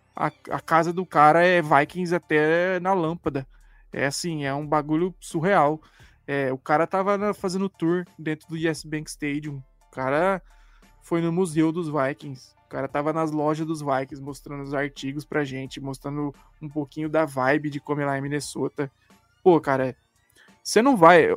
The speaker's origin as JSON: {"language": "Portuguese", "country": "Brazil", "said": "a gente é brasileiro"}